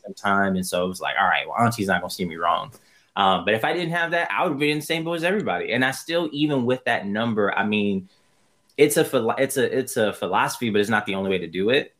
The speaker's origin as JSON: {"language": "English", "town": "New York City", "region": "New York", "country": "United States", "moved": "as an adult", "lives_now": "Irvine, United States", "said": "Originally, I come from Brooklyn, New York. And right now, I am out on the West Coast. I've lived in Irvine, California"}